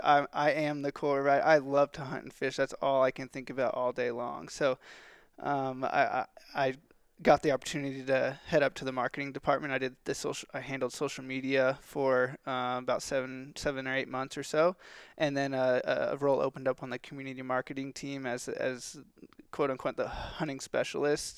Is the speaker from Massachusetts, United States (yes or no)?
no; Texas, United States; also born or lived in California; I'm from Texas